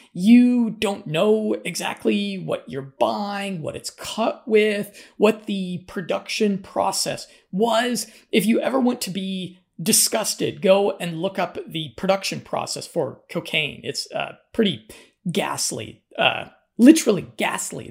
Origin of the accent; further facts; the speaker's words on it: Colorado, United States; I'm from Colorado